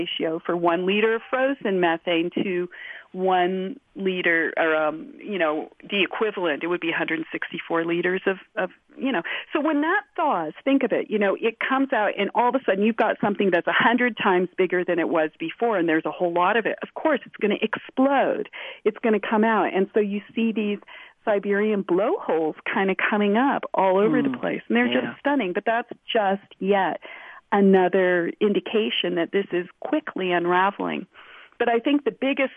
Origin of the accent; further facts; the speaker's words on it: California, United States; I'm from California